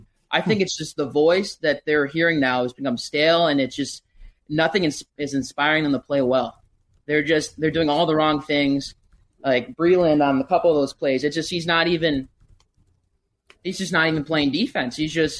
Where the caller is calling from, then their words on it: St. Louis Park, Minnesota, United States; St. Louis Park today, boys.